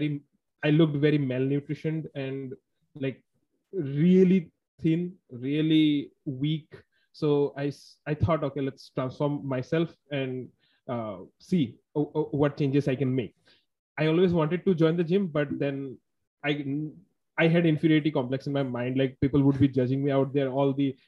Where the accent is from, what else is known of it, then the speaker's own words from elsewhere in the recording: Guwahati, Assam, India; now in Bangalore, India; I'm from India. My hometown is a city named Guwahati in the northeast of India. And I currently work in a city named Bangalore